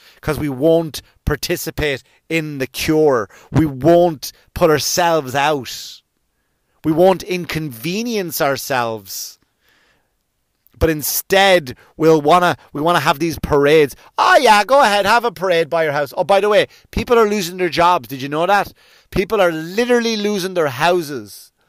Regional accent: United States; as an American

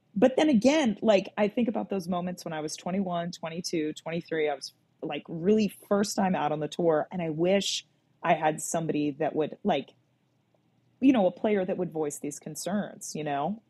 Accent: a little town just outside of Gettysburg, Pennsylvania, United States; I was born in Southern PA. I'm from a little town that's just outside of Gettysburg, and if your reference point is Gettysburg, Pennsylvania, that that you know you're in the fucking boonies

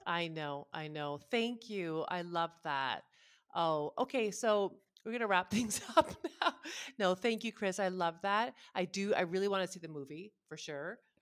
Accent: Canada; also born or lived in Ottawa; we're just Canadian

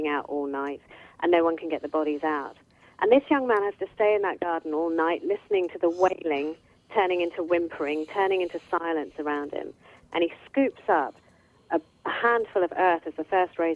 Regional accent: United Kingdom; born in Britain

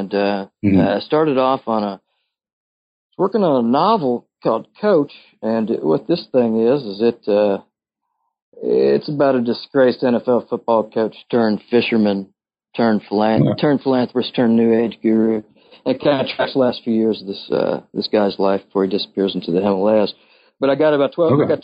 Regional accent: Louisville, Kentucky, United States; moved away as an adult; I'm from here and I'm back on kind of a temporary basis

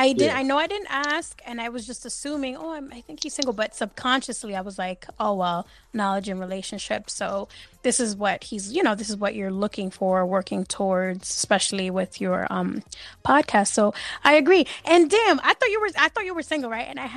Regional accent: New York City, New York, United States; you know I'm from NYC

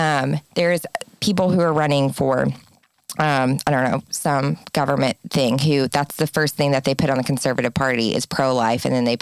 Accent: Arkansas, United States; now in California, United States; I grew up in Arkansas, everyone. It's a very different world than California.

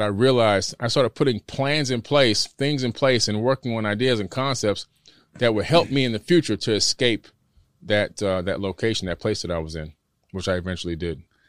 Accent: Miami, Florida, United States; born or raised there; also born or lived in Queens, New York

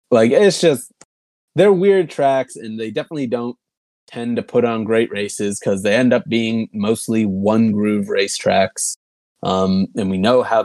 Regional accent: Massachusetts, United States; I'm from Massachusetts

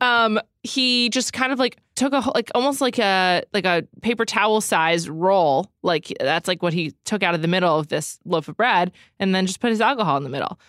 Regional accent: New York City, New York, United States; I grew up in New York City

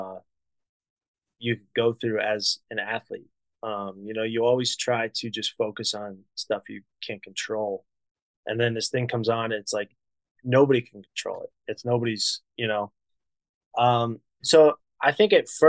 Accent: Ohio, United States; also born or lived in Columbus, Ohio; I grew up in Ohio. Columbus is home to me

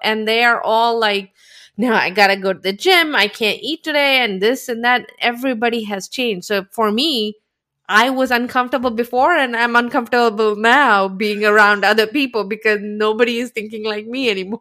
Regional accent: India; moved away; I grew up in India

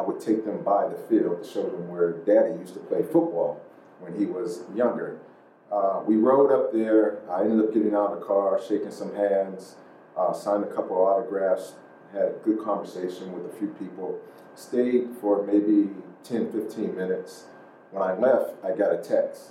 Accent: Pittsburgh, Pennsylvania, United States; growing up there

